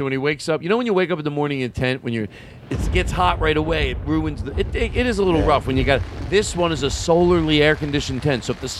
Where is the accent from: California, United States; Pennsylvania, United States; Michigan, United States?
Pennsylvania, United States; Philadelphia; I'm from Philadelphia.